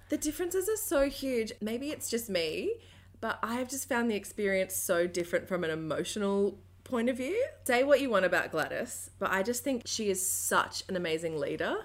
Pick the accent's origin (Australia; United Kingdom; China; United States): Australia; I'm an Aussie